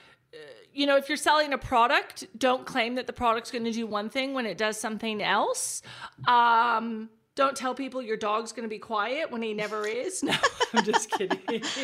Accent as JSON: {"language": "English", "region": "Texas", "country": "United States", "moved": "as an adult", "lives_now": "Australia", "said": "I am. Can't you tell my Australian accent? It's wonderful."}